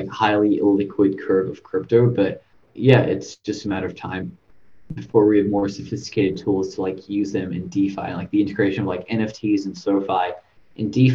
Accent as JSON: {"language": "English", "town": "Sydney", "region": "New South Wales", "country": "Australia", "said": "I came from Australia, Sydney"}